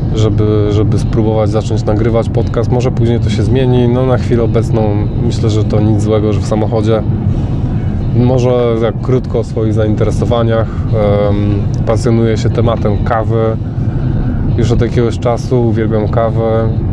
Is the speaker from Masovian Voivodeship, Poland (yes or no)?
no; Gdańsk, Pomeranian Voivodeship, Poland; moved away as an adult; now in Northamptonshire, United Kingdom; Urodziłem się w Gdańsku, a obecnie mieszkam w Anglii